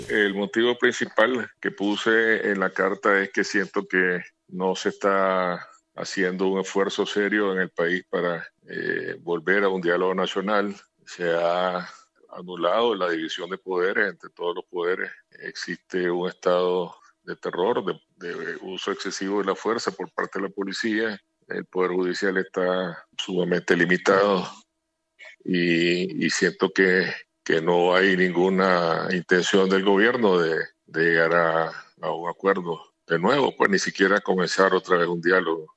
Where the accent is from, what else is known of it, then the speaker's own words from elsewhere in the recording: Nicaragua; en mi país